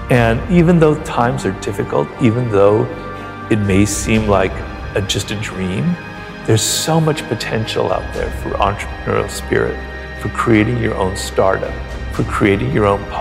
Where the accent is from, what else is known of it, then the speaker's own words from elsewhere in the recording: Ireland; being an Irishman in Paris in my early 20s, you know, I was having adventures, right?